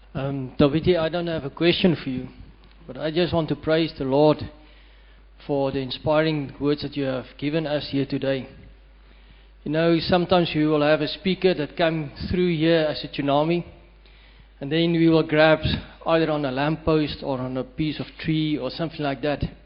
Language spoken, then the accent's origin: English; Western Cape, South Africa; I'm from the Western Cape